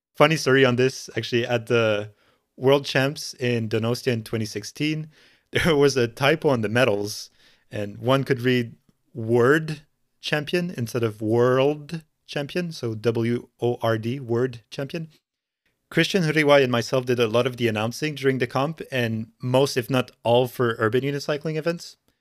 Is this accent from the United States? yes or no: no; Montreal, Quebec, Canada; I'm from Montreal in Canada.